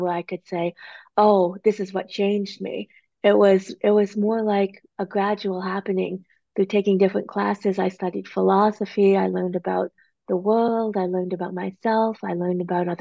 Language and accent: English; New England, United States; moved away as an adult; also born or lived in Korea / Arizona; I grew up in a really small town. There were very few people. It was very sheltered. It was New England.